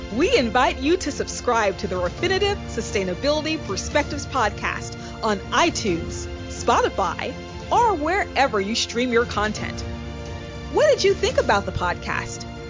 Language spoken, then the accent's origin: English; Tennessee, United States; the senator from my home state